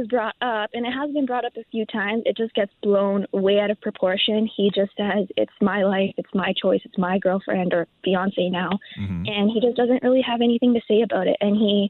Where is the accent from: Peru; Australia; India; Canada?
India; I'm Indian, so it's, like, proper to come and say hello and give a hug